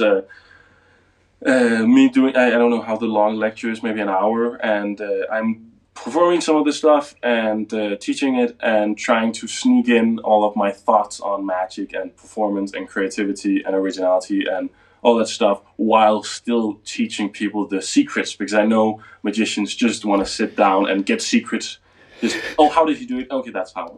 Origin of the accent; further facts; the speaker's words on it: Denmark; English is a second language; I'm from Denmark, so most of my stuff is in Danish